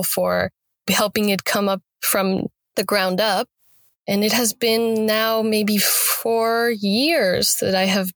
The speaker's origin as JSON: {"language": "English", "region": "Mexico City", "country": "Mexico", "moved": "as an adult", "lives_now": "Los Angeles, United States", "said": "I'm from Mexico City. The capital."}